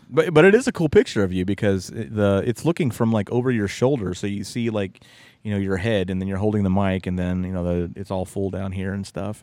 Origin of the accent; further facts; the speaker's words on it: West Virginia, United States; moved away; growing up in West Virginia